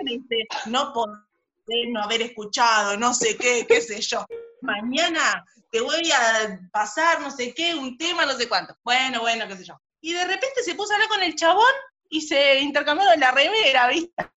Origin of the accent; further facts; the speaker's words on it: Banfield, Buenos Aires Province, Argentina; yo soy de Banfield